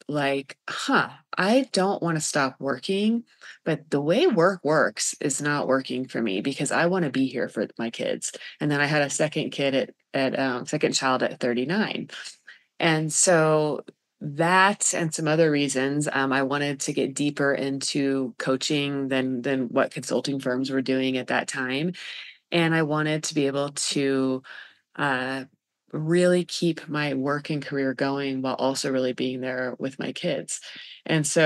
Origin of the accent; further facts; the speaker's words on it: Colorado, United States; also born or lived in Kansas; I grew up in Colorado